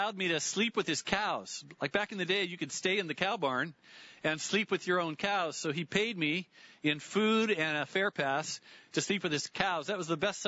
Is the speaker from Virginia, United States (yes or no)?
no; Lynden, Washington, United States; I grew up in Linden